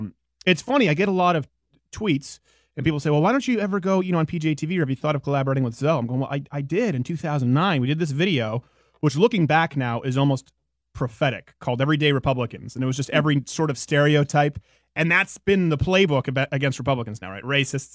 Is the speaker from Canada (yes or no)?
yes; Canada; I don't really get to talk about my background so much as a Canadian.